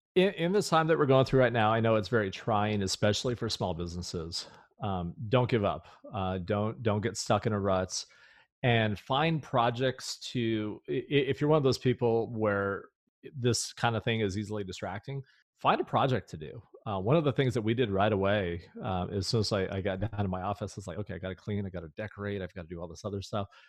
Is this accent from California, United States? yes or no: yes; California, United States; moved away; I was born and raised in California